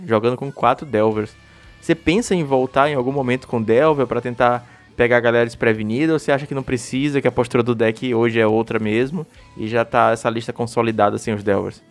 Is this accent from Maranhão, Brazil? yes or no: yes; Maranhão, Brazil; E eu também sou aqui do Maranhão